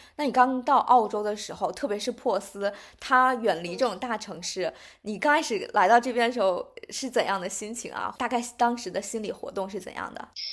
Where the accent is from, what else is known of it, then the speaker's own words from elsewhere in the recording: China; moved away as an adult; now in Perth, Australia; 我们中国人